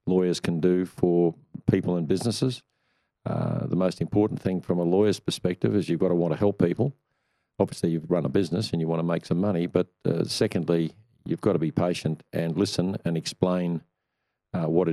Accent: Queensland, Australia; also born or lived in Brisbane / Tweed, New South Wales; I'm a Queenslander with an investment in New South Wales

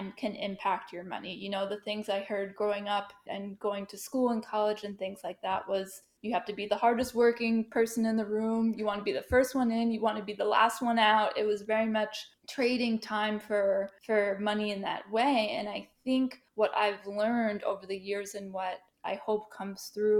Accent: New York, United States; moved away as an adult; now in Washington, D.C. area, United States; I'm from New York. All my family's there. I'm sort of the first to branch out to the DC area

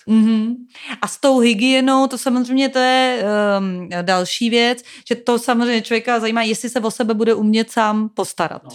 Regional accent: Prague, Czechia; Já jsem z Prahy

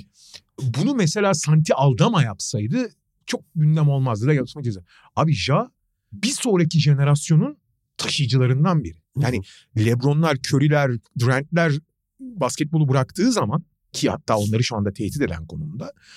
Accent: Turkey

